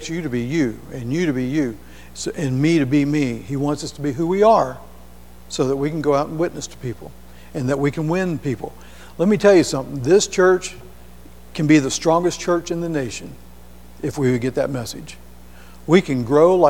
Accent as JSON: {"language": "English", "town": "Hamilton", "country": "United States", "tie": "born or raised there", "said": "on the Knob where I was raised up in Hamilton."}